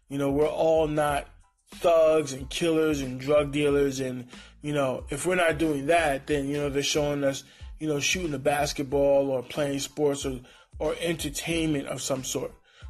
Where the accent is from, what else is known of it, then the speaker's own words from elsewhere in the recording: Honduras; There are Black people that are from Latin America, like myself. I'm from Honduras.